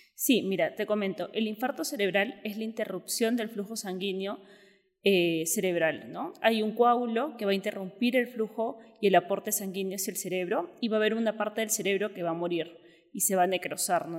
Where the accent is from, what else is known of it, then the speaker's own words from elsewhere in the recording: Peru; moved away as an adult; also born or lived in Mexico City, Mexico; soy neuróloga, soy de Perú